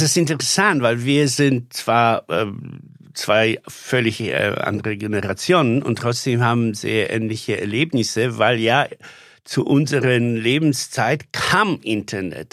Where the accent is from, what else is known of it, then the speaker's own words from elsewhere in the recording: Poland; now in Germany; ich Pole bin